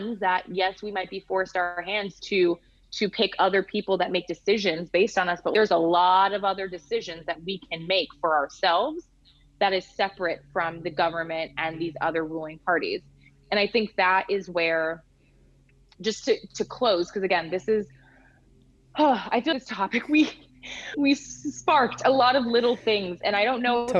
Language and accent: English; United States; moved away as an adult; now in Denmark; an American living abroad